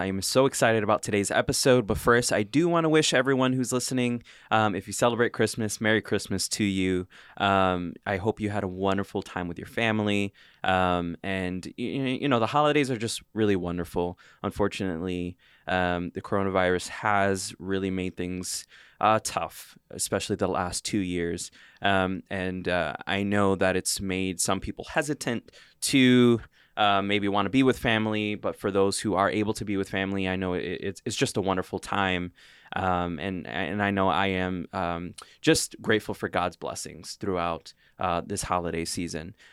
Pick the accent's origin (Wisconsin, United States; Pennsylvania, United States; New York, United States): New York, United States; we're all from New York here